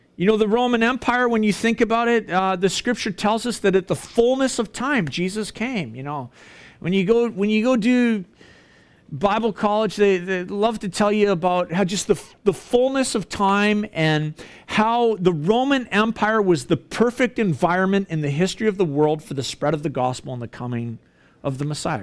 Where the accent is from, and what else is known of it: Canada